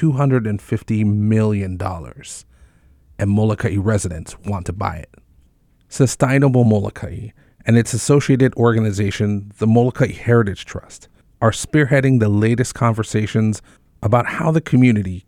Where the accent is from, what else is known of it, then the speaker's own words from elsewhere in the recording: Waimea, Hawaii, United States; my hometown of Waimea on the Big Island.